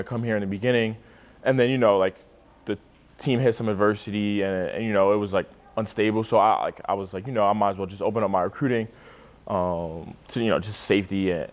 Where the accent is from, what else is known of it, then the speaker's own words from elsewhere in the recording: New York City, New York, United States; moved away as an adult; now in Nebraska, United States; I'm from Staten Island, New York